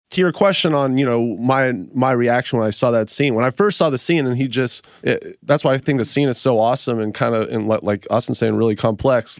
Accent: Memphis, Tennessee, United States; now in Los Angeles, United States; I'm from Memphis, but then I moved out here to L

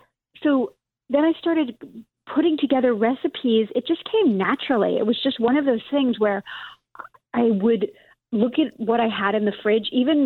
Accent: New York City, New York, United States; I grew up in Brooklyn

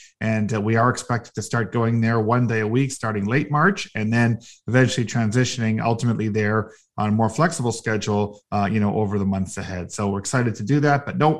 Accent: Toronto, Ontario, Canada; Well, I was born here in Toronto. So I was born at Mount Sinai Hospital in the late 60s.

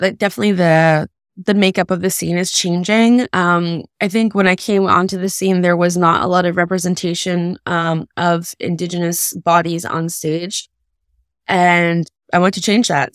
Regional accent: Kahnawake, Quebec, Canada; also born or lived in United States; I was born in the States, but I was raised in Ganawage, which is a Mohawk reserve just outside of Montreal

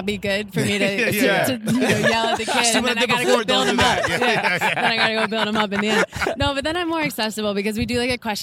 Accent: Northern Virginia, United States; now in Orlando, United States; I'm from Northern Virginia, so about 30 miles south of D.C.

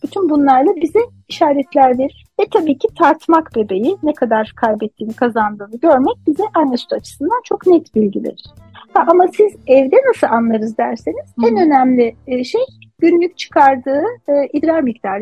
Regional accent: Turkey

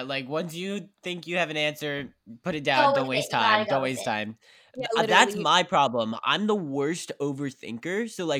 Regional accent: West Virginia, United States; also born or lived in Pittsburgh; now in New York, United States; I'm from West Virginia, so I played back then. I played soccer, I played football, and I played hockey back in West Virginia where I'm from. And then I started performing, and then I moved to New York

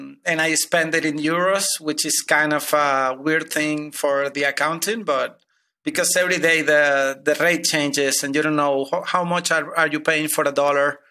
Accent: Venezuela; moved away as an adult; also born or lived in Argentina; now in Madrid, Spain; I am now in Spain, but I'm originally from Venezuela

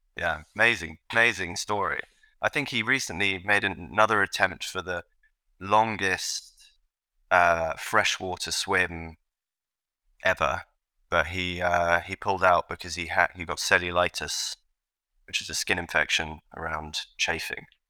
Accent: London, United Kingdom; I grew up in London, England

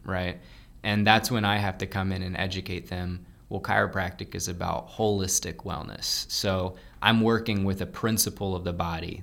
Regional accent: Lafayette, United States; I am setting up shop in Lafayette, my hometown

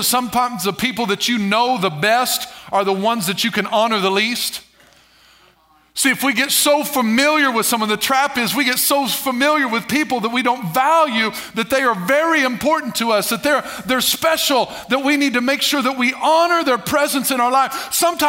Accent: Albion, Illinois, United States; Ellery, Albion, Illinois, that area. That's my hometown, it's my region

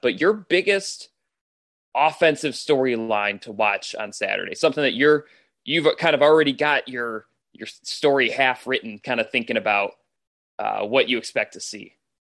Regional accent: Ann Arbor, Michigan, United States; growing up in Ann Arbor

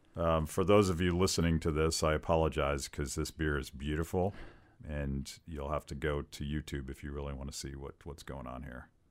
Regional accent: Western Pennsylvania, United States; Western Pennsylvania, sure, where I am from.

